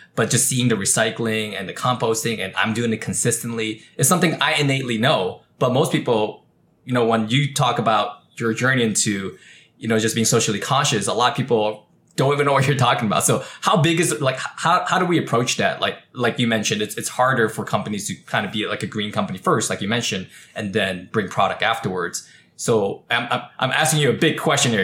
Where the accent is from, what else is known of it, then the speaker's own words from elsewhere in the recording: California, United States; I was born and raised in California. We're a very green state